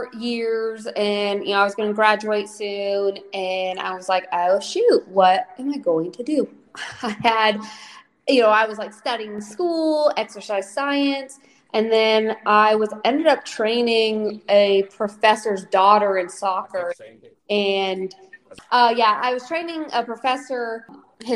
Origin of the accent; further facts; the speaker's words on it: Snoqualmie, Washington, United States; moved away as an adult; now in Columbus, United States; I grew up in Snoqualmie, Washington